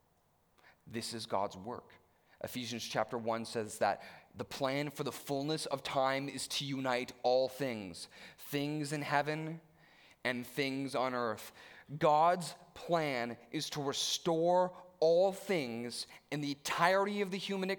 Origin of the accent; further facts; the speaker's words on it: Stouffville, Ontario, Canada; as an upper middle class white teen growing up in Stouffville